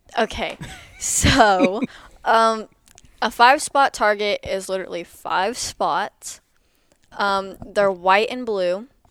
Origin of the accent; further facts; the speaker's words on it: Lexington, Missouri, United States; I'm from Lexington, Missouri